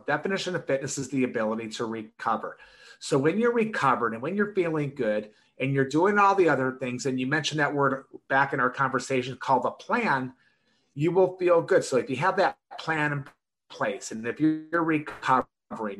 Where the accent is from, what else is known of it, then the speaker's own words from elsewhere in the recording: Detroit, Michigan, United States; I grew up in Michigan, in Detroit